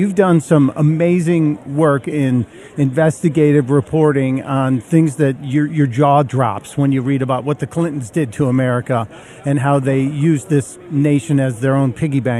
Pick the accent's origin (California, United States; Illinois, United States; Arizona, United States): Illinois, United States; Chicago; my hometown, Chicago